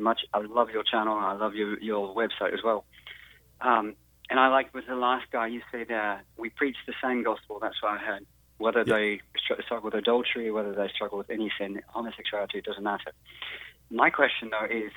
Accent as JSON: {"language": "English", "country": "United Kingdom", "moved": "yes", "lives_now": "United States", "said": "I'm from United Kingdom originally"}